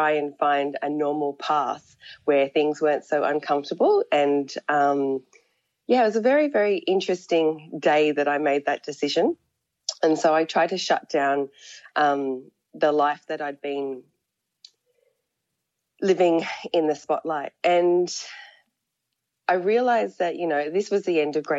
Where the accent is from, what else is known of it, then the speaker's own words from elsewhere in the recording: Australia; I was born in Australia and I grew up in a country town